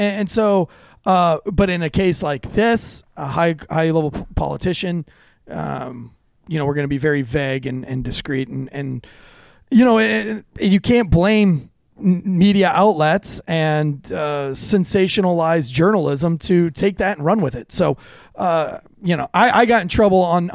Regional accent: North Carolina, United States; I'm from North Carolina

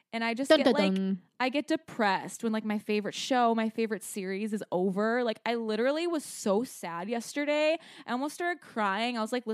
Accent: Scottsdale, Arizona, United States; moved away; we went back home to Scottsdale. We grew up in Scottsdale, Arizona.

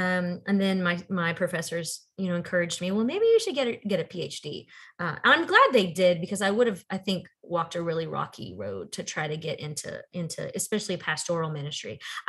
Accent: Texas, United States; moved away as an adult; also born or lived in California; now in North Carolina, United States; And I grew up Southern Baptist in Texas, which is maybe the worst place to grow up.

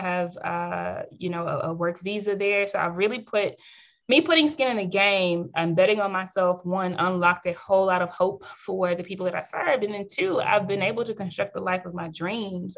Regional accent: United States; moved away as an adult; also born or lived in South Africa; now in Kenya; I'm from the States, I'm from the United States

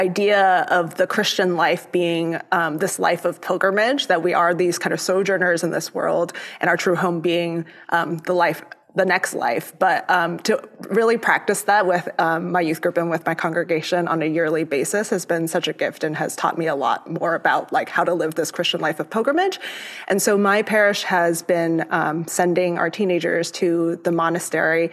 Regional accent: Florida, United States; first language Cantonese; English is a second language; also born or lived in Hong Kong; my family moved when I was quite young to the U.S. I grew up in Florida

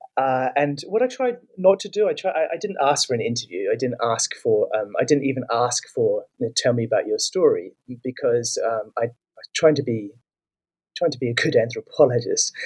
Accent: New Zealand; I'm from New Zealand

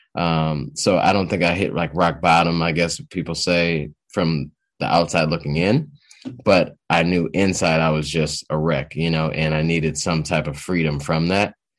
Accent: Detroit, Michigan, United States; also born or lived in Boston; I'm from Detroit, Detroit, Michigan area. I've been around, uh, been around here for quite a long time.

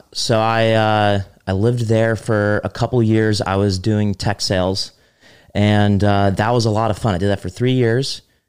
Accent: New Jersey, United States; moved away as an adult; also born or lived in Connecticut; I'm from Jersey.

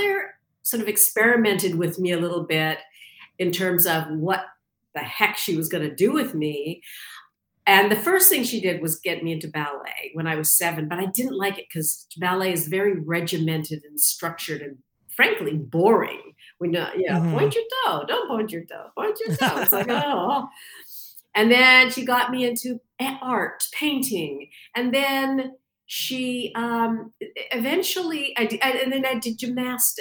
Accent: Canada; moved away as an adult; also born or lived in London, England; I'm from Canada originally.

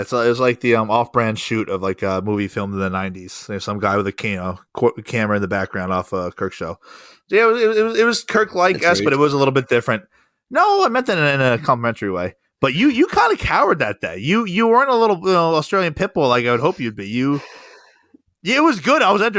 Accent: New Jersey, United States; I never listened to, you know, WEEI growing up in New Jersey.

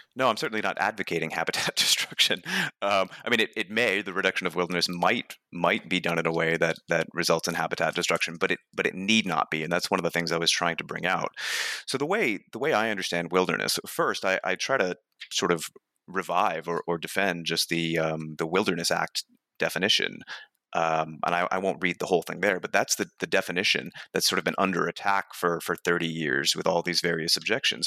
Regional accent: New Hampshire, United States; I grew up in New Hampshire and, and fairly rural New Hampshire

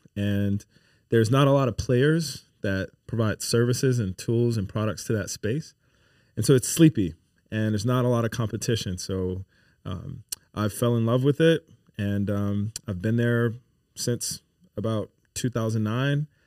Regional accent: New Orleans, Louisiana, United States; moved away as an adult; also born or lived in Pennsylvania; now in Baton Rouge, United States; born and raised in New Orleans

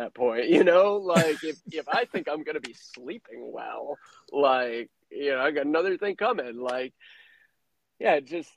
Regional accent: Midwest, United States; I grew up in the Midwest

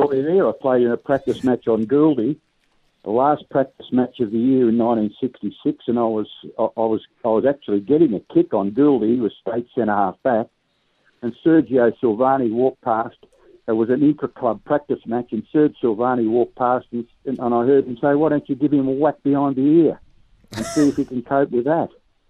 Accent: Wonthaggi, Victoria, Australia; also born or lived in Footscray; now in Ballan, Australia; and I was 2 years of age when I went back there

